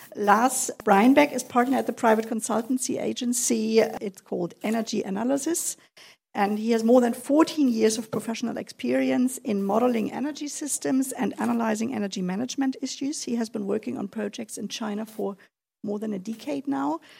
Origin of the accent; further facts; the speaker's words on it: Kiel, Schleswig-Holstein, Germany; I'm almost Danish. I was born in Kiel.